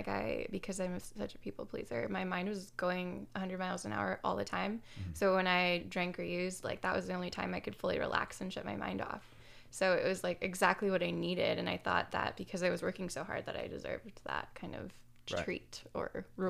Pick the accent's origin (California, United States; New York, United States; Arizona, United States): California, United States; San Jose; I grew up in San Jose, so I was like, this is way too close to home, but...